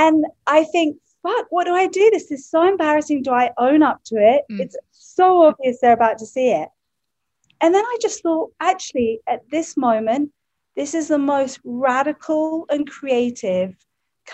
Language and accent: English; England, United Kingdom; moved away; I come from England.